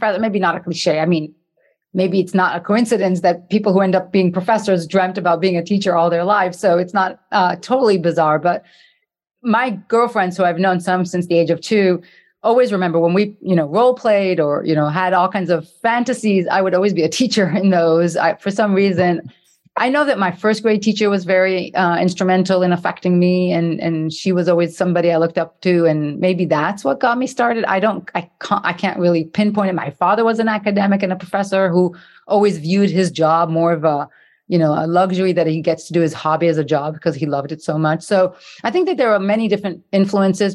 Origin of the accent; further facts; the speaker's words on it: Israel; moved away as an adult; also born or lived in Passaic, New Jersey / San Francisco; I ended up growing up in Israel, doing my school years there